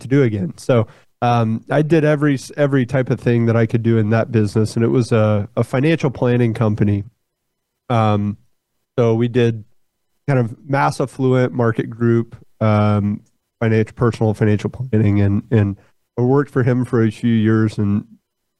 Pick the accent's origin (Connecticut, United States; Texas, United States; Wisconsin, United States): Texas, United States; Fort Worth; I'm from Fort Worth, born and raised in Fort Worth. That's where I'm sitting right now.